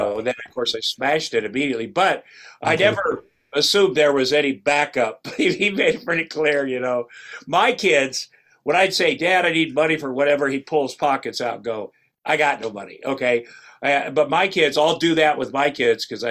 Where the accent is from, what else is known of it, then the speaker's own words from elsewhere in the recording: Ottumwa, Iowa, United States; moved away as an adult; I'm from Ottumwa, Iowa, which is southeast Iowa